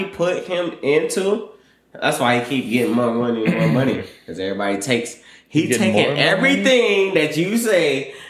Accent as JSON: {"language": "English", "region": "Michigan", "country": "United States", "said": "and I'm from Michigan."}